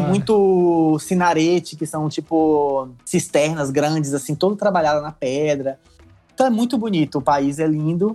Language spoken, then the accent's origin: Portuguese; Brazil; graças a Deus sou brasileiro.